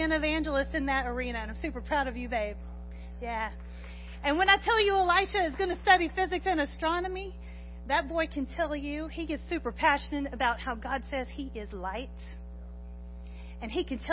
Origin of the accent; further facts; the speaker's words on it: Corsicana, Texas, United States; I was born in Corsicana, raised in Corsicana, went to Corsicana High School